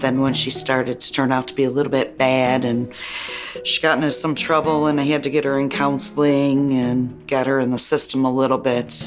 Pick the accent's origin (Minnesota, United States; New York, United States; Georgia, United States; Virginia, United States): New York, United States; Buffalo; I was born in South Buffalo